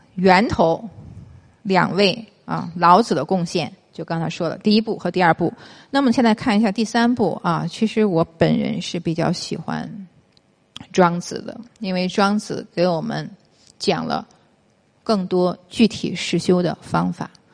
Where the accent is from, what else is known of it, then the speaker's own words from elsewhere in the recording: China; 我是中国人嘛